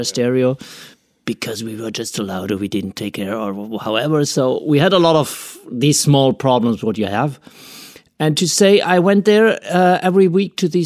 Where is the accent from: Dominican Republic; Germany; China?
Germany; Freiburg, Baden-Württemberg; English is a second language; also born or lived in Paris; I come from Freiburg here. That's my hometown. I grew up in a small village nearby